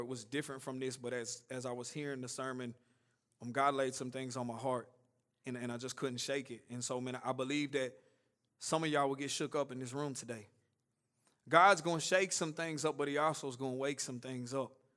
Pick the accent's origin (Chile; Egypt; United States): United States; Nashville, Tennessee; I grew up here in Woodbine, and just a short version of my story, I grew up in, out here in South Nashville